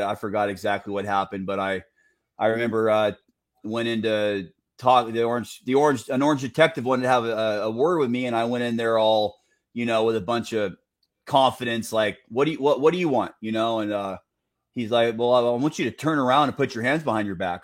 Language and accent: English; Santa Ana, California, United States; I grew up off 17th Street